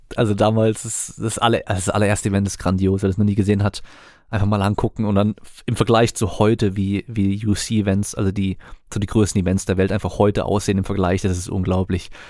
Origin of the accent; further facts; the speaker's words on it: Germany; bei uns in Deutschland